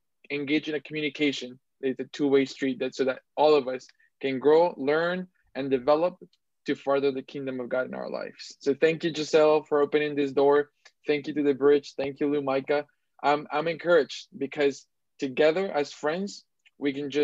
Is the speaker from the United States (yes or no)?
no; Bogota, Colombia; now in Toronto, Canada; I was born in Bogota, Colombia, and I love my people. I love my country.